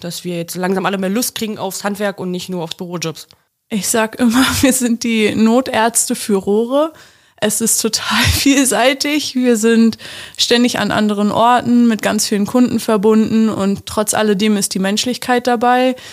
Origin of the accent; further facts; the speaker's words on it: Magdeburg, Saxony-Anhalt, Germany; ich komme aus dem schönen Magdeburg